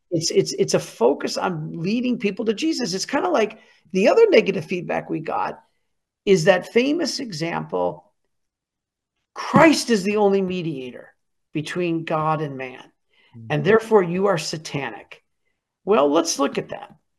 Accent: Michigan, United States; I'm from Michigan.

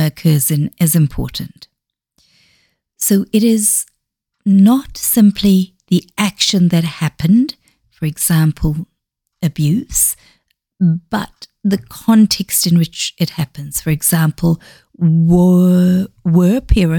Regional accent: South Africa; first language Xhosa; English is a second language; also born or lived in Zambia; now in Dunedin, New Zealand; I grew up in South Africa.

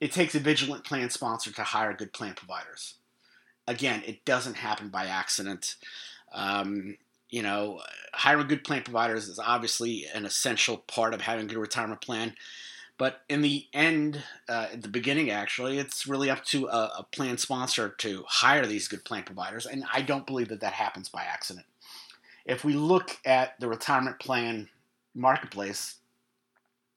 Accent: New York, United States; We haven't been in New York, my hometown, since 2019

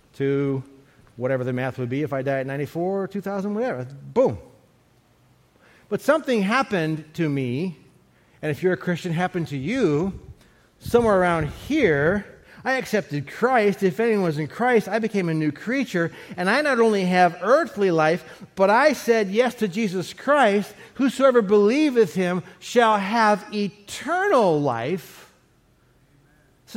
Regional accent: Cleveland, Ohio, United States; I was born back in Cleveland, Ohio in 1956

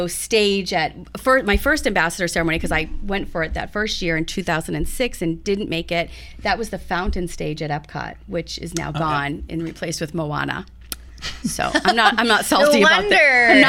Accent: New England, United States; I'm from New England

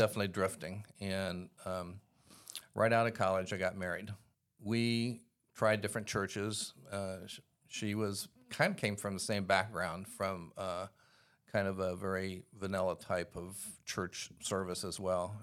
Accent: Columbus, Ohio, United States; I grew up in Columbus, Ohio in the 1950s

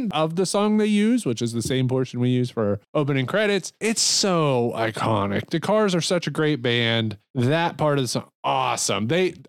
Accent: Niles, Ohio, United States; I grew up in Niles.

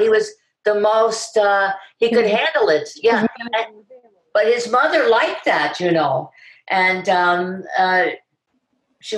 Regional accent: Miami, Florida, United States; born or raised there; accent: New York; also born or lived in Bronx, New York

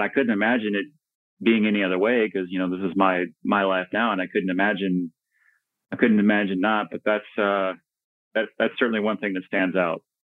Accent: Dallas, Texas, United States; I was born and raised in the Dallas Fort Worth area in Texas. Um, so native Texan, native North Texan

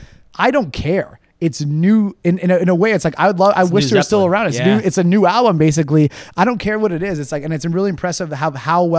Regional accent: Georgetown, Ontario, Canada; also born or lived in Sudbury; now in Toronto, Canada; I'm from Georgetown

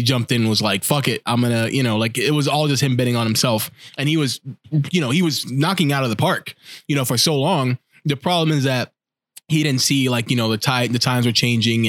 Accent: New York, United States; Oh, as a New Yorker, I'm really offended if you say something like that.

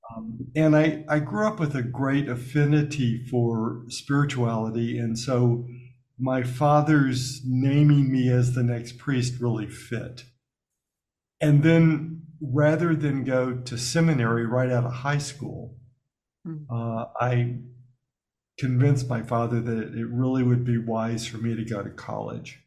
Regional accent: Birmingham, Alabama, United States; moved away; growing up in Alabama before I went to Notre Dame

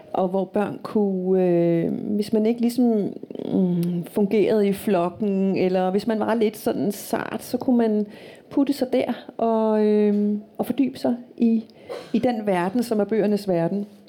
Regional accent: Qeqertarsuaq, North Greenland, Greenland; Jeg er vokset op i Nordgrønland i øh, en lille by, mm. som hedder Qaratsuaq, eller dengang hed den Godhavn

